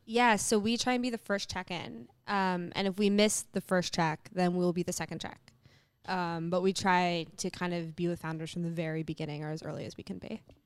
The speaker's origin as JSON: {"language": "English", "town": "New York City", "region": "New York", "country": "United States", "tie": "born or raised there", "said": "I grew up in New York City"}